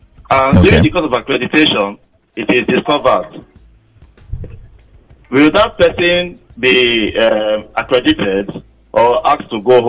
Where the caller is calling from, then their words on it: Lagos, Nigeria; I'm calling from Lagos State. Lagos, Ekoton precisely.